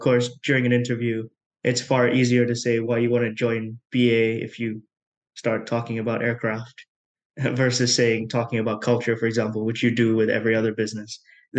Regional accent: Coventry, West Midlands, United Kingdom; also born or lived in Malaysia / Dubai; now in Edinburgh, United Kingdom; I was born in Malaysia, moved to the UK when I was almost two, grew up in the West Midlands in Coventry.

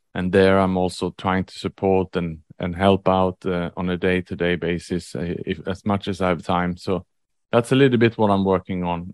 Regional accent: Sweden; moved away as an adult; also born or lived in Australia / Vietnam / Indonesia / Thailand; now in Singapore; I was born in Sweden

